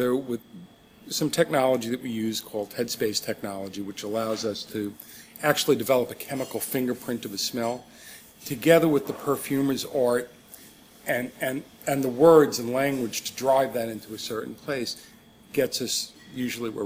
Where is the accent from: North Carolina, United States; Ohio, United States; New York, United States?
New York, United States; I grew up in New York and just outside the city